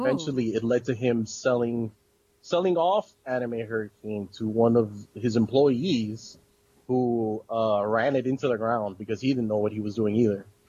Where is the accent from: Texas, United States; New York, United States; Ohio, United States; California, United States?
New York, United States; moved away; a little kid that would go in there and buy fan subs up in Chinatown because I'm originally from New York